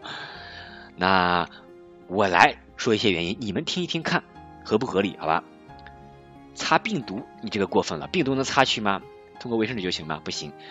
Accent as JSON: {"language": "Chinese", "country": "China", "said": "因为我们中国人口基数大"}